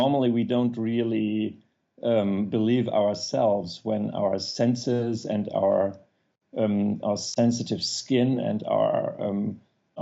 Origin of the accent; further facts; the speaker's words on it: Germany; accent: German; English is a second language; also born or lived in Apennine Mountains, Italy; my German accent